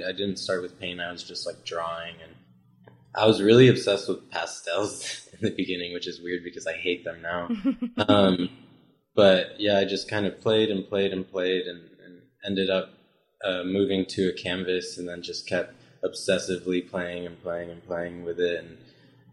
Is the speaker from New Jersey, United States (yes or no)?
no; McKinney, Texas, United States; moved away as an adult; now in Dallas, United States; I'm originally from McKinney, Texas